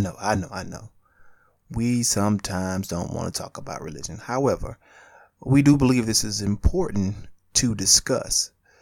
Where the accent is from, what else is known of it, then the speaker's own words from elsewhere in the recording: Spartanburg, South Carolina, United States; born there; also born or lived in Atlanta, Georgia; I was born in Spartanburg, South Carolina. I went to church in Spartanburg, South Carolina. I moved to Atlanta, Georgia, East Point to be exact, Stanton Road, and a bus was taking me to church.